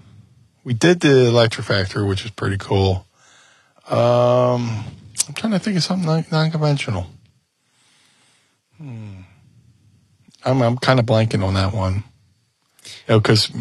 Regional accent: Atlantic City, New Jersey, United States; also born or lived in Gloucester City, New Jersey; I grew up in Atlantic City

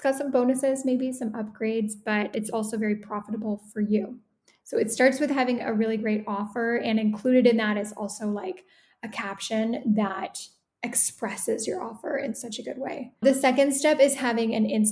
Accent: Toronto, Ontario, Canada; moved away as an adult; now in Italy; So I am Canadian. I'm originally from the Toronto area. I currently live in Italy

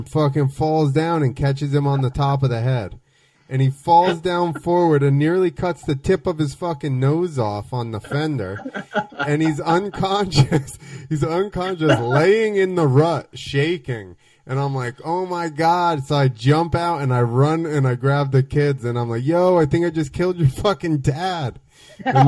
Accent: New Jersey, United States; I'm from Jersey

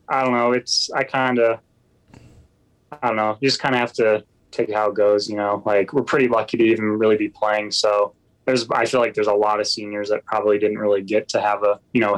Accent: Illinois, United States; moved away as an adult; now in Utah, United States; I'm from Illinois

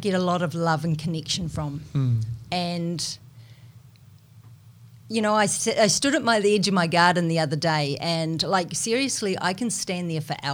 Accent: New Zealand; accent: Kiwi; moved away; I'm a Kiwi, you probably can tell, you know, from my accent, but when I go back to New Zealand

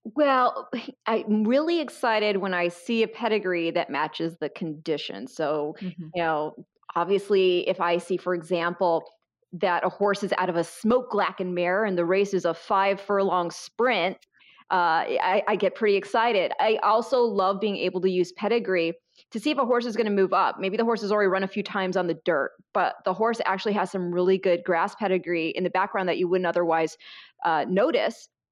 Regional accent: Michigan, United States; I grew up in Michigan in a very small town

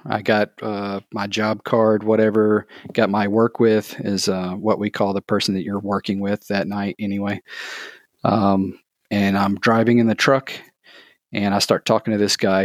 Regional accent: thirty minutes south of Atlanta, Georgia, United States; I grew up in Georgia, um, just thirty minutes south of Atlanta.

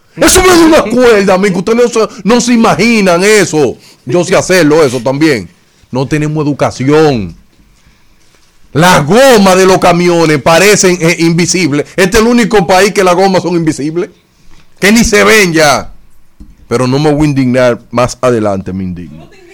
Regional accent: Dominican Republic; los dominicanos somos expertos

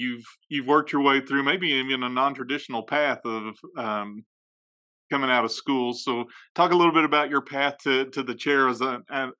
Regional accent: Oklahoma, United States; I'm from Oklahoma and in the South

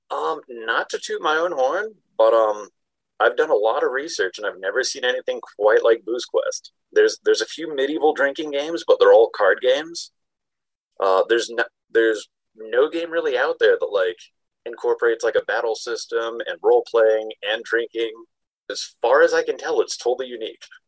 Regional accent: Panama City, Florida, United States; now in Salt Lake City, United States; I grew up in Panama City, Florida, like the spring break capital of the world

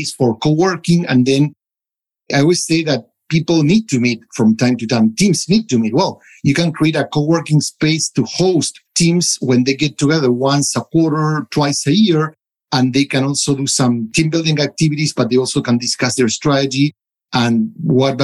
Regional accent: United States; now in Europe; I'm a American living in Europe working for a South African company

